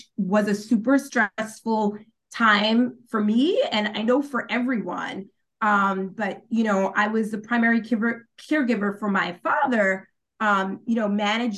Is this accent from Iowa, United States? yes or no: no; New York, United States; moved away as an adult; also born or lived in Maryland; now in Washington, D.C., United States; I'm originally from New York, but I've made my home in the Washington, D.C., Maryland area for the past 9 years